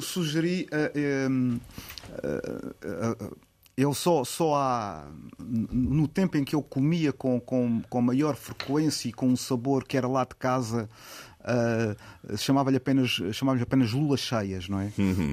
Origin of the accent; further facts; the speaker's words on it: Portimão, Algarve, Portugal; also born or lived in Lisbon / Faro; nasci em Portimão